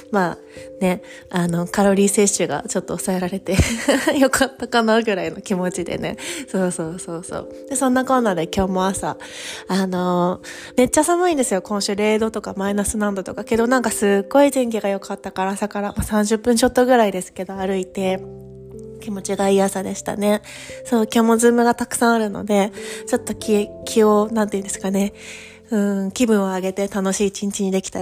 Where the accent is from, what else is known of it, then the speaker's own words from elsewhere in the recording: Fukuoka, Japan; moved away as an adult; now in Paris, France; 例えば本当に私は別に東京出身とかでもないので、福岡なので、そんなこう、大きい街はそ、最初はそんなに慣れてなかったんですけど